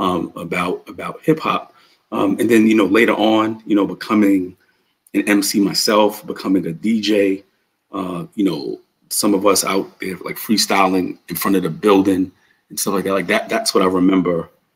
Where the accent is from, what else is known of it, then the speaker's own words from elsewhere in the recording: New York City, New York, United States; also born or lived in Bronx; growing up in New York City, in Harlem, I lived in Harlem.